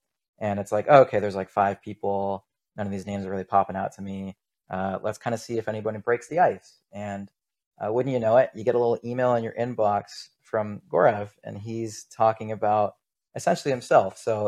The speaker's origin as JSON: {"language": "English", "town": "Pittsburgh", "region": "Pennsylvania", "country": "United States", "said": "So for context, I came to UCLA from Pittsburgh. Pittsburgh is where I went to high school"}